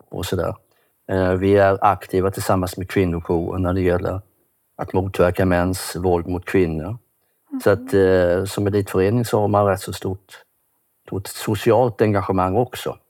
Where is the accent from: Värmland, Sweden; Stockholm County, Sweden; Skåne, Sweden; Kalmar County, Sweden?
Kalmar County, Sweden; Kalmar; Jag kommer från Kalmar. Jag bor i ett litet hus där tillsammans med min hustru.